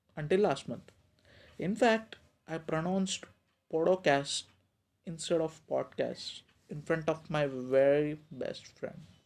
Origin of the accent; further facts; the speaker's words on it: India; from India